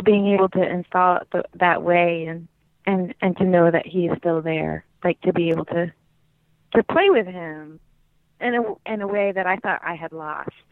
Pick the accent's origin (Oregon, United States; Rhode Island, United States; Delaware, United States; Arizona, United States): Oregon, United States; Gold Beach; moved away; I grew up in Oregon.